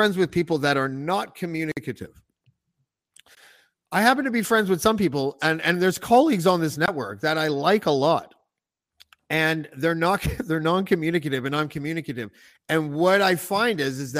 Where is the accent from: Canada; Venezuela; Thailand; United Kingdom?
Canada; as a Canadian